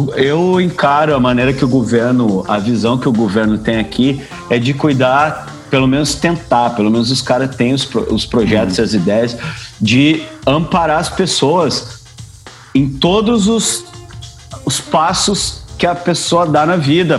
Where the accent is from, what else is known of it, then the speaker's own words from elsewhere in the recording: Brazil; moved away; a gente é brasileiro, né, cara? A gente nasceu em um país tropical